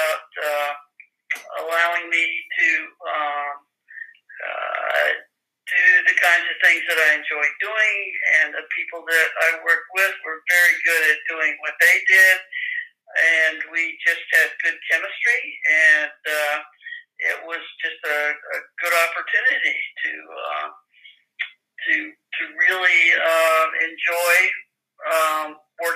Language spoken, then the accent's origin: English; York, Pennsylvania, United States; now in Hershey, United States; I grew up in York